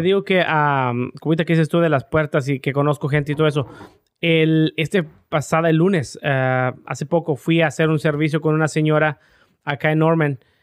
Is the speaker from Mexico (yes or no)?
yes; Tamaulipas, Mexico; moved away; Tamaulipas, de donde soy yo